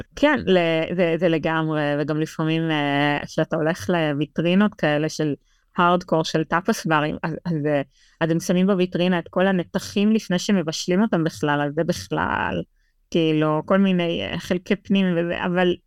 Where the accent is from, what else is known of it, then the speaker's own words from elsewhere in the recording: Israel; now in Madrid, Spain; לנו כישראלים